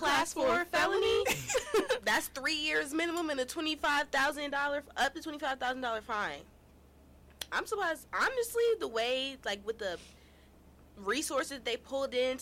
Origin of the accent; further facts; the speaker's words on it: Cleveland, Ohio, United States; I'm from Cleveland